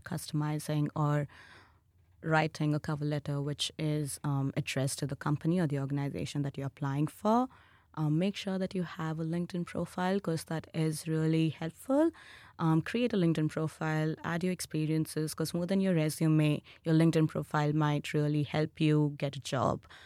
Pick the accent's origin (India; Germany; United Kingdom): India; moved away as an adult; now in Australia; my home country, which is India